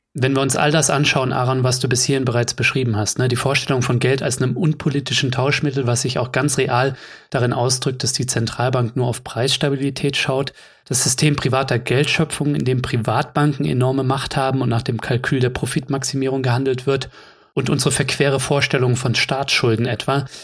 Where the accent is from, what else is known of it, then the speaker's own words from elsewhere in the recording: Germany; Bei uns in Deutschland